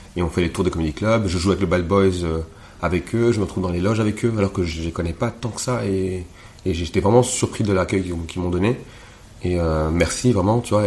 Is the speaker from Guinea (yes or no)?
no; Rwanda; also born or lived in Montreal; now in Belgium; je suis pas congolais, je suis rwandais